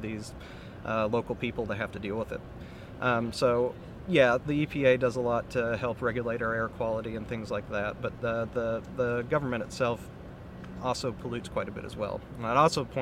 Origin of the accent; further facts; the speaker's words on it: Michigan, United States; I grew up in Michigan